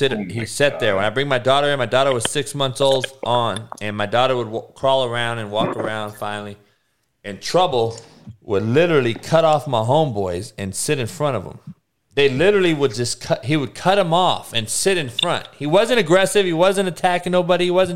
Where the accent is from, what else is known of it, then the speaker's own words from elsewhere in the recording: Compton, California, United States; growing up in Compton, obviously in the 80s when it was all black